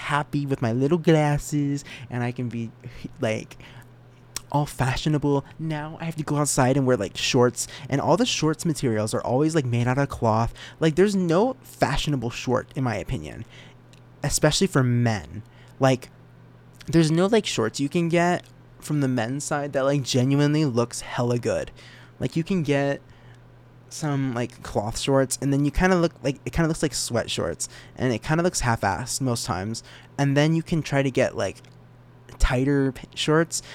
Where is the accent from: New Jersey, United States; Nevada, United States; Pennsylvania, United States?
Nevada, United States; Reno; I'm not from Vegas. Okay. I'm from Reno, Nevada.